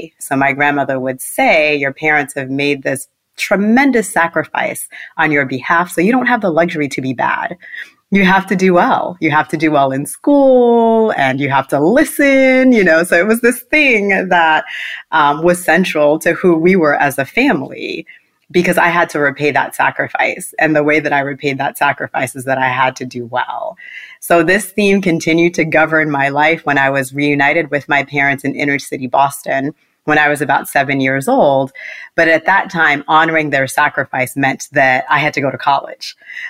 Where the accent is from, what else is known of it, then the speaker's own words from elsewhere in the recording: Port-au-Prince, Ouest, Haiti; My story actually begins in Port-au-Prince, Haiti, where I was born. I was born in Port-au-Prince, Haiti.